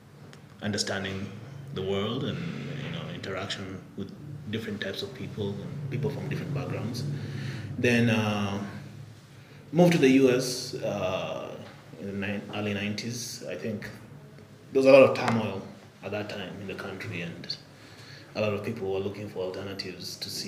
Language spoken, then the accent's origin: English; Nairobi, Kenya; moved away as an adult; also born or lived in Albuquerque, New Mexico, United States; Born and raised here in Nairobi. Went to government schools.